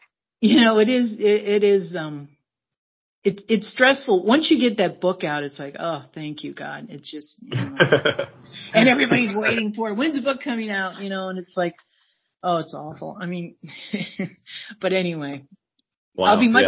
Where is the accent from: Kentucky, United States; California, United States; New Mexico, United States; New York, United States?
New York, United States; I'm originally from New York, but I would love to live in New York City.